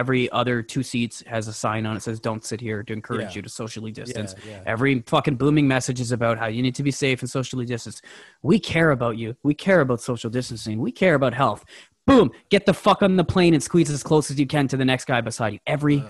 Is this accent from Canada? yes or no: yes; Canada; And I got to say this as a Canadian.